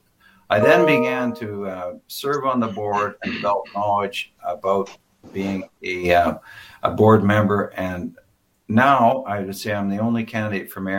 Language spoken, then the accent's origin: English; Moose Jaw, Saskatchewan, Canada; I was born and raised in Moose Jaw